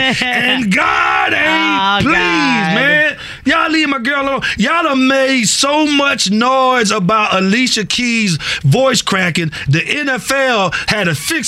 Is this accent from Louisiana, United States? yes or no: no; Atlanta, Georgia, United States; Atlanta. You know, that's my hometown.